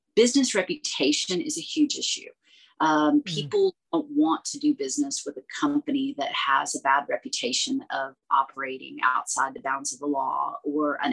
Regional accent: United States; as an American speaking rapid fire English

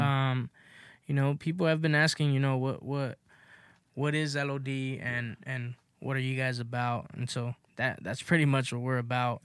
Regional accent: Los Angeles, California, United States; I grew up in South Central, you know, in the Crenshaw area

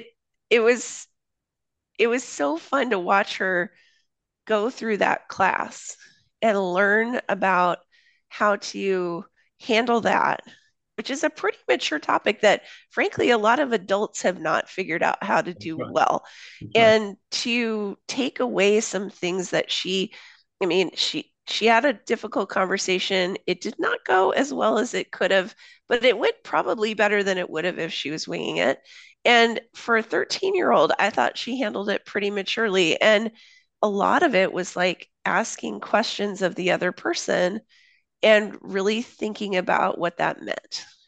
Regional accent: Papua New Guinea; I grew up in Papua New Guinea. So my parents worked overseas when I was a kid. I lived there from middle school through high school.

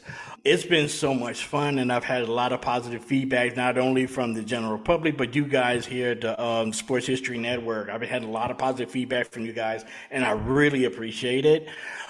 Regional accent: New Iberia, Louisiana, United States; my hometown of New Iberia, Louisiana

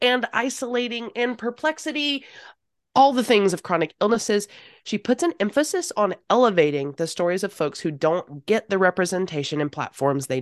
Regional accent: North Carolina, United States; I'm from North Carolina.

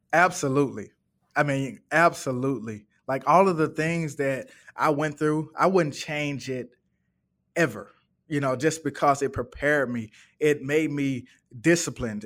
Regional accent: Birmingham, Alabama, United States; now in Atlanta, United States; I'm originally from Birmingham, Alabama, um, and that is where my mom and dad is.

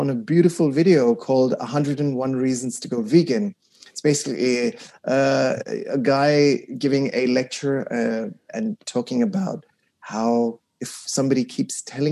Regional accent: Kuwait; I was raised in the Middle East in Kuwait

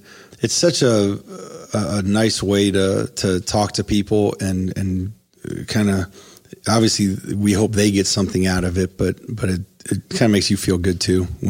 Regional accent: Ohio, United States; now in Columbus, United States; I came to Columbus from Northeast Ohio and went to Capital University.

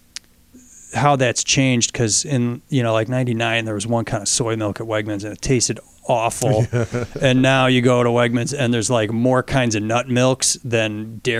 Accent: Fairport, New York, United States; I grew up in Fairport

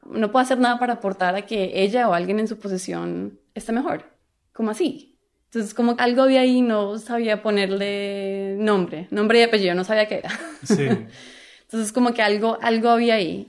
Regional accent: Colombia; moved away as an adult; now in United States; yo soy colombiana

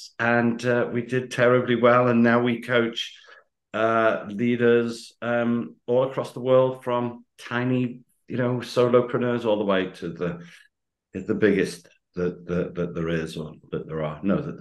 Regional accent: United Kingdom; accent: usual UK accent; in the UK, I have a very usual accent

